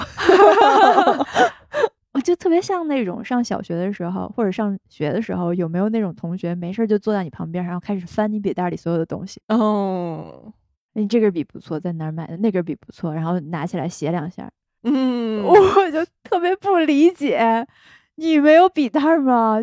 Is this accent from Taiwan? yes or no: no; China; 尤其是咱们中国人